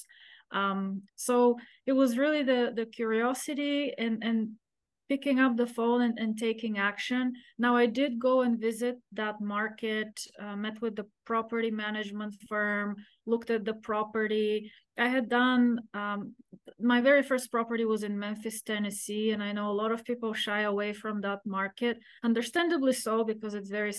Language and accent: English; Bulgaria; moved away as an adult; now in United States; So I grew up in Eastern Europe behind the Iron Curtain